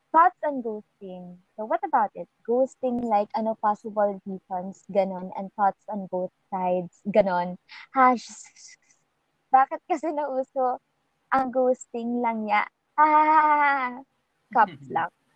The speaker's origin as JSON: {"language": "Tagalog", "country": "Philippines", "said": "part of being Filipino"}